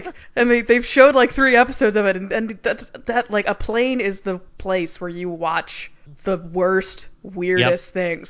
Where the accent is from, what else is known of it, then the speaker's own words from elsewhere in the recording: Central Time Zone, United States; moved away; I grew up in Central Time